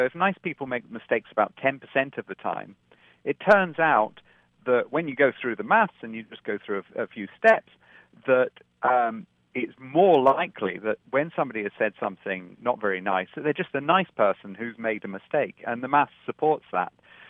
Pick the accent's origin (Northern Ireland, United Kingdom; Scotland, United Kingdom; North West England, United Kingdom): Scotland, United Kingdom; also born or lived in London; I was born in London, but I grew up in Scotland, so I've kind of moved around everywhere.